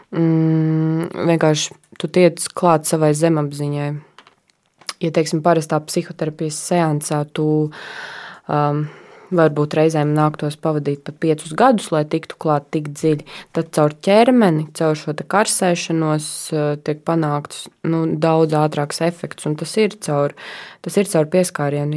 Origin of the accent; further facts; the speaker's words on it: Latgale, Latvia; moved away as an adult; now in Riga, Latvia; principā es nāku no Latgales, un man ir liela lauku māja pie meža